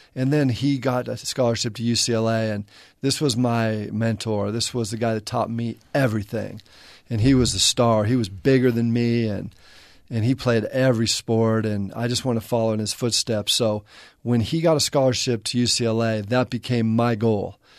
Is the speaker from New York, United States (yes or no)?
no; La Crescenta, California, United States; moved away; also born or lived in Bay Area; I grew up in La Crescenta, which is kind of inland a little bit